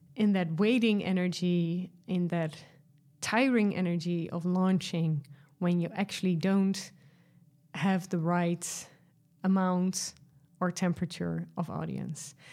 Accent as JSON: {"language": "English", "country": "Netherlands", "said": "I'm from Europe, uh, from the Netherlands"}